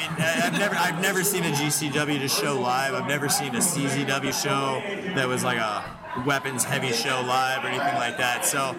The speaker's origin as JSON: {"language": "English", "region": "Tennessee", "country": "United States", "tie": "born or raised there", "said": "being from Tennessee, obviously I like the Rock and Roll Express. Ricky has a training school out there a few hours from my hometown."}